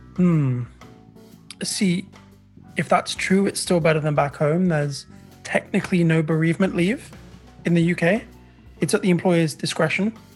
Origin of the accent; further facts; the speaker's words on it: England, United Kingdom; moved away as an adult; now in Canada; I'm British Indian